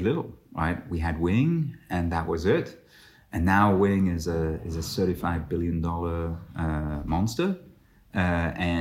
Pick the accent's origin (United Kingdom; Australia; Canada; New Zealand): United Kingdom; moved away as an adult; now in Cambodia; I'm British. I've been in Cambodia for over 10 years.